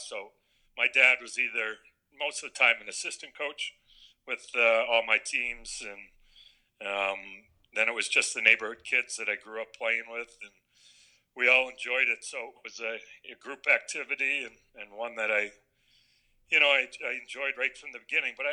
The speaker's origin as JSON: {"language": "English", "region": "Connecticut", "country": "United States", "tie": "born or raised there", "also_born_or_lived": "Corpus Christi, Texas / California / Washington", "said": "I grew up in Connecticut since I was six years old"}